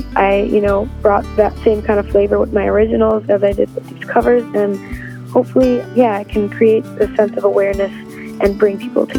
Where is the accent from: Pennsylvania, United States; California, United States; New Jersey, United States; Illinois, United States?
Illinois, United States; Chicago; my hometown of Chicago